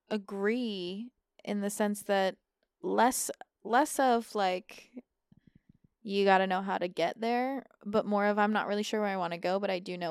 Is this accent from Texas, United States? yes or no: yes; Texas, United States; I grew up in Texas. We don't have mountains there.